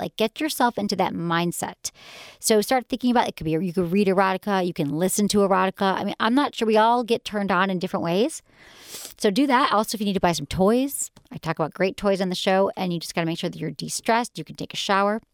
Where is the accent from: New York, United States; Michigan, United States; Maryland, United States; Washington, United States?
Michigan, United States; growing up in Michigan